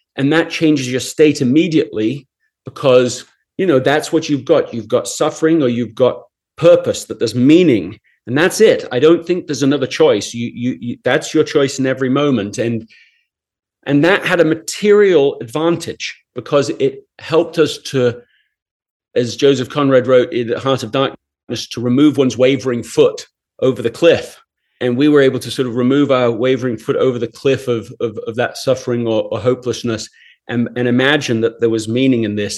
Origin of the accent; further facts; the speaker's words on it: England, United Kingdom; I grew up in England